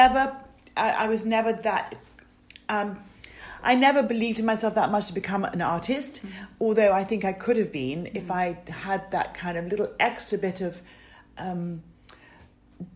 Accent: West Sussex, South East England, United Kingdom; I was brought up in the English countryside in a gorgeous garden

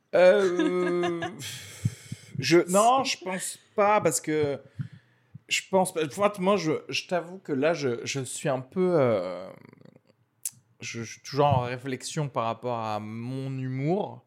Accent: Algeria; moved away; je suis né en Algérie

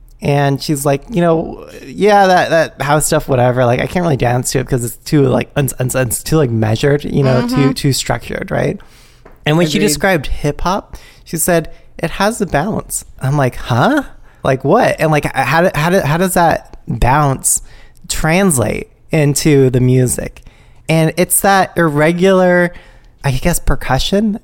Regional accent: the Bay Area, California, United States; I'm from the Bay where we get hyphy and get down

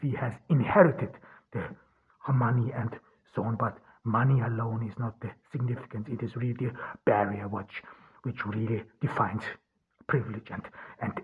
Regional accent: Ordu, Turkey; from Ordu, Turkey.

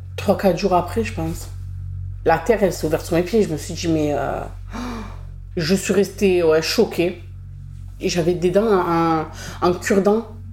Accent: Marseille, Provence-Alpes-Côte d'Azur, France; J'ai grandi euh, à La Savine. C'est un quartier populaire euh, du 15e arrondissement.

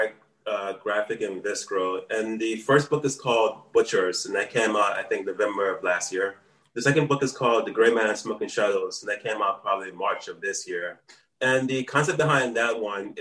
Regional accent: New Orleans, Louisiana, United States; moved away as an adult; now in Taipei, Taiwan; I'm originally from New Orleans, Louisiana

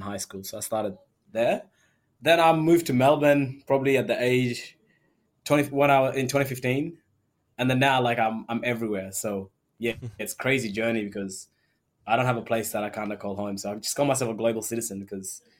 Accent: Sudan; now in Australia; I was born in Sudan

